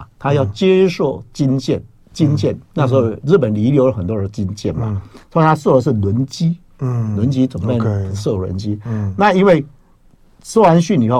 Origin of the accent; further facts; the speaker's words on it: Taiwan; 我爸爸那个荣民是这样的哈，我爸爸是，其实我不知道他是荣民啊，我是台湾人啊嘛。